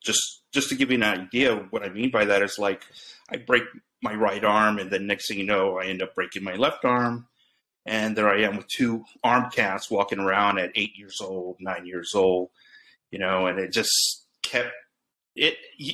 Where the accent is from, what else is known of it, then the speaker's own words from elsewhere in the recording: Pasadena, Texas, United States; also born or lived in Brownsville, Texas; I went to school in Pasadena, Texas, which is southeast of Houston.